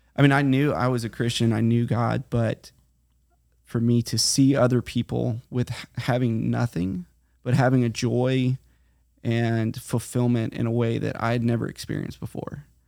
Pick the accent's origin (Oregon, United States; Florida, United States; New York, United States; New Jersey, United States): Florida, United States; Titusville; moved away as an adult; also born or lived in Hawaii / California; now in Guatemala; I grew up here in Titusville, Florida, right between Titusville and Mims